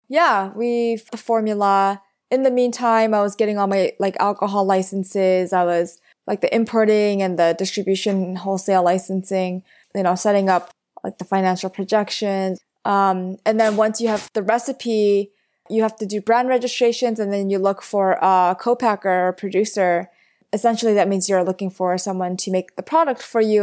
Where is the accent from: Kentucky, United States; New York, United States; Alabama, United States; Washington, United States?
New York, United States; New York City; I grew up in Flushing, Queens